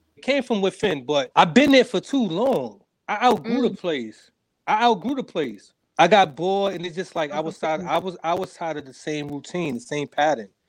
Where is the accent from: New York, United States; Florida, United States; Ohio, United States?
New York, United States; New York City; from Harlem, New York. Uh, raised in a single parent home